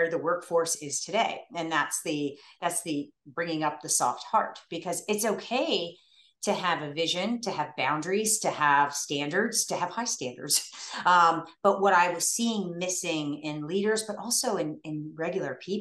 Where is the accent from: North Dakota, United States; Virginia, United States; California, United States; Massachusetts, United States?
Virginia, United States; Northern; I grew up in Northern Virginia